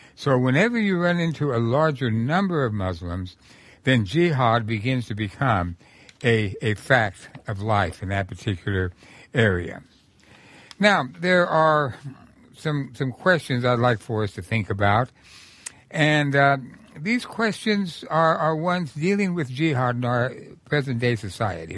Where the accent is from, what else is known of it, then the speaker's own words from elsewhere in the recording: New Mexico, United States; when I was growing up in New Mexico in the nineteen thirties